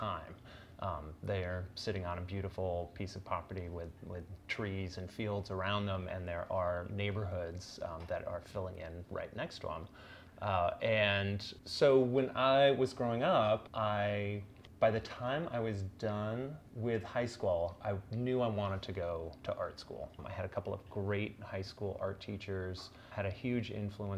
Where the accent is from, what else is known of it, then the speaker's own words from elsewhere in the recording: Beaverton, Oregon, United States; moved away as an adult; also born or lived in Chicago / Paris; when I grew up in Beaverton, I'd gone to school basically in the same place for all 12 years